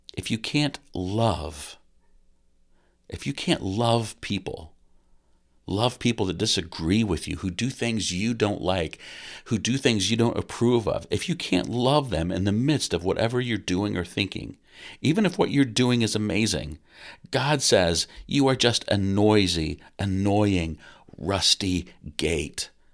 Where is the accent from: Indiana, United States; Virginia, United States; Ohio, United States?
Indiana, United States; Kokomo; growing up in Kokomo, Indiana